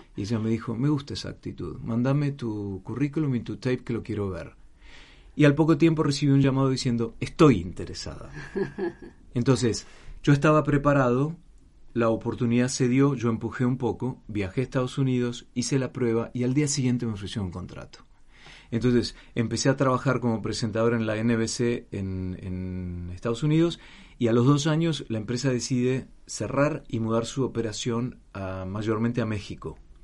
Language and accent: Spanish; Argentina; moved away as an adult; also born or lived in Mar del Plata / Atlanta, United States; había nacido, crecido y desarrollado todo en Argentina hasta los 30 años que me fui hace 27 años